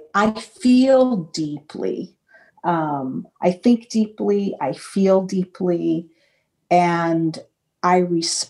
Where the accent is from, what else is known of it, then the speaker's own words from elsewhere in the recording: Los Angeles, California, United States; growing up in Los Angeles, my family's life insurance was through Golden State Mutual Life Insurance Company